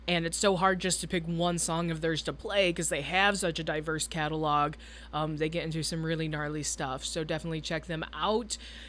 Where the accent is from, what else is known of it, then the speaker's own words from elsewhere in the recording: Michigan, United States; now in Nashville, United States; Detroit, Michigan, my home state.